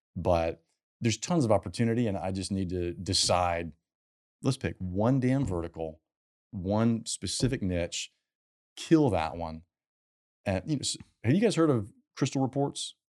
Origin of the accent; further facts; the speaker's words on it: South Carolina, United States; also born or lived in California; now in Houston, United States; I'm from South Carolina